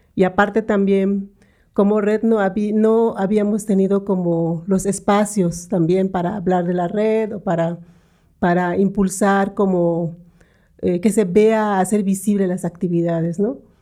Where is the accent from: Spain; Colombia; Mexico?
Mexico; San Antonio Sihó, Yucatán; also born or lived in Mérida; he vivido en una comunidad indígena maya, soy de Sijo, una comunidad maya que se llama San Antonio Sijo, está como una hora y media de Mérida, Yucatán